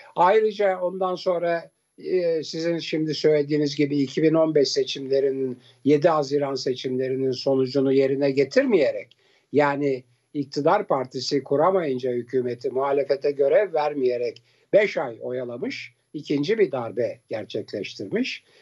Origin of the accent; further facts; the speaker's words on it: Turkey; Türk, Türk'üm diyorum